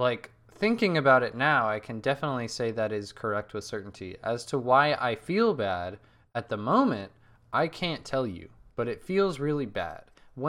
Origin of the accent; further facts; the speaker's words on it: Burlingame, California, United States; I'm forever fucked when it comes to my hometown. It's Burlingame, California.